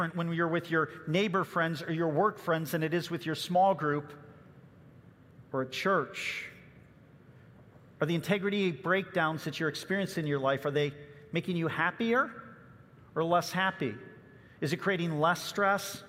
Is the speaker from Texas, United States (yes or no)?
no; Chicago suburbs, Illinois, United States; I remember growing up in the Chicago suburbs